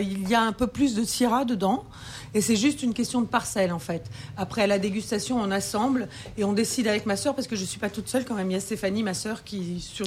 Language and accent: French; France; je suis française